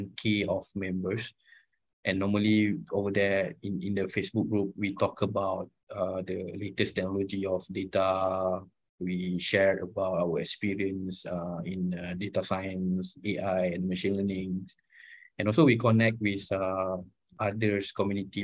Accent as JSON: {"language": "English", "region": "Kuala Lumpur", "country": "Malaysia", "tie": "born or raised there", "also_born_or_lived": "United Kingdom", "said": "I was born in Kuala Lumpur."}